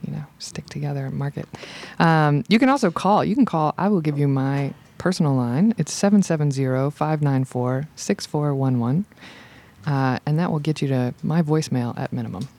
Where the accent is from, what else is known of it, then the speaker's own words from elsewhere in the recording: Macon, Georgia, United States; moved away as an adult; also born or lived in Virginia / Philadelphia; now in Roswell, United States; I'm from Macon, Georgia. I went to Central High School in Macon, Georgia